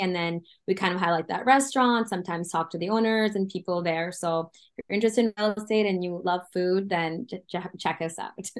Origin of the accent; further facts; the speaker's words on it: Canada; also born or lived in United States; as a Canadian